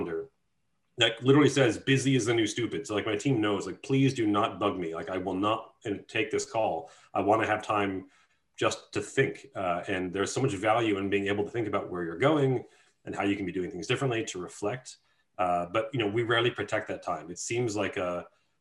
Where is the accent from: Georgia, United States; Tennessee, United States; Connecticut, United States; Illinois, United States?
Illinois, United States; Chicago; I come from Chicago where like portion control is not a thing